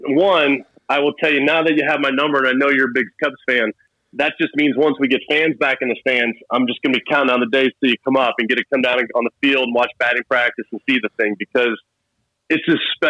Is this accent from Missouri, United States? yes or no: yes; Missouri, United States; I grew up in the St. Louis area when my dad was in the Air Force